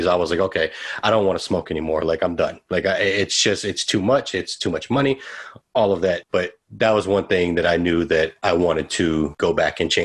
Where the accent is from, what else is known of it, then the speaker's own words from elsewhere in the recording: Santa Maria Projects, Texas, United States; I'm from Santa Maria Projects.